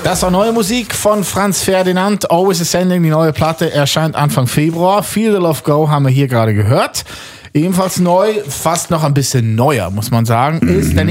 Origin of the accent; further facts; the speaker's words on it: Switzerland; als Schweizer